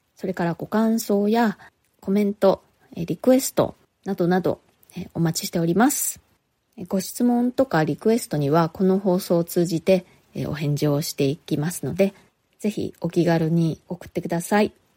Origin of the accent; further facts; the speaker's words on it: Japan; moved away as an adult; now in New York, United States; 日本で生まれ育った